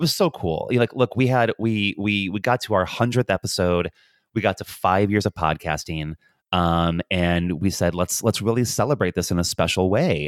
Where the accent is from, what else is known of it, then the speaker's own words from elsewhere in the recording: United States; now in Dublin, Ireland; as an American